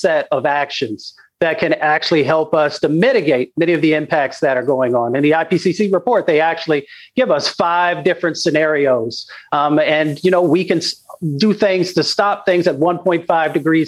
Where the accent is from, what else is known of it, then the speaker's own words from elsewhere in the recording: Appalachia, United States; I come from Appalachia